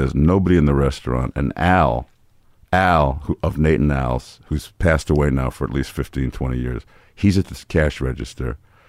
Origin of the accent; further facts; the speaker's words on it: New York City, New York, United States; Washington Heights.